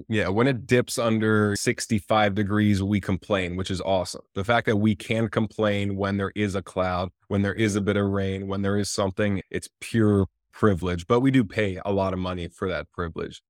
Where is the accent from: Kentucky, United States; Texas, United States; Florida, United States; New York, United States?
Florida, United States; moved away as an adult; also born or lived in Johannesburg, South Africa / Tampa, Florida / Miami, Florida; now in West Hollywood, United States; I grew up in Florida up until about twenty-five years old